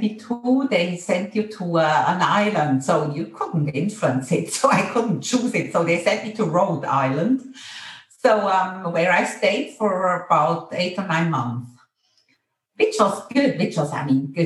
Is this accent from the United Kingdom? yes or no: no; Interlaken, Bern, Switzerland; moved away as an adult; I grew up in Interlaken in a nice place